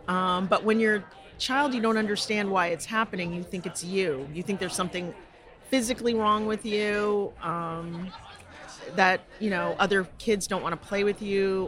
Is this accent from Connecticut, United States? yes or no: yes; Connecticut, United States; also born or lived in Georgia; I was born in Georgia, and we moved when I was 3 going on 4 to Connecticut. My parents moved north, so my brother and I, he wasn't born yet.